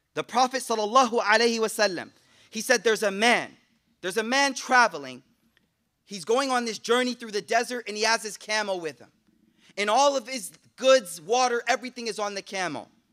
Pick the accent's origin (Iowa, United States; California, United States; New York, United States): New York, United States; Buffalo; I'm from Buffalo, so Canada right there, I took, took French, right?